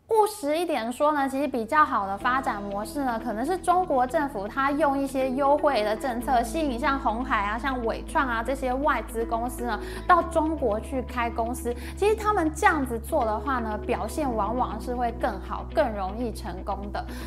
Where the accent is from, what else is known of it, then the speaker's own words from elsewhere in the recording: Taiwan; 我台湾人